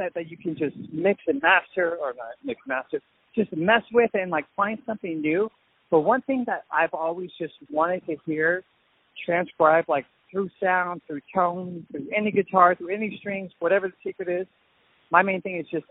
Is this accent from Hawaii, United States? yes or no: no; Southern California, United States; growing up in Southern California